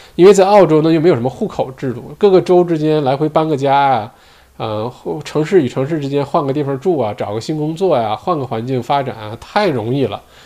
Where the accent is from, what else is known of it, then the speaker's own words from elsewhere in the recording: Heilongjiang, China; now in Australia; 我是东北人啊，我是黑龙江的